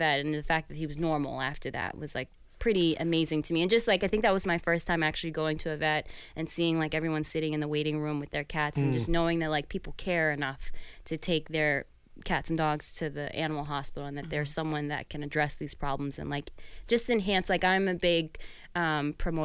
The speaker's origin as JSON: {"language": "English", "town": "New York City", "region": "New York", "country": "United States", "tie": "born or raised there", "said": "I grew up in New York City"}